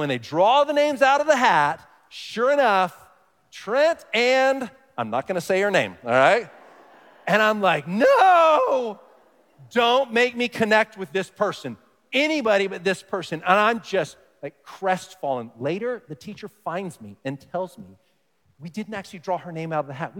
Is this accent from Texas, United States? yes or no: yes; Dallas, Texas, United States; moved away; I grew up in Texas, I say y'all, I say fixin' to, these kinds of things, but maybe the most stereotypical thing, now, I grew up in a big city, Dallas, Fort Worth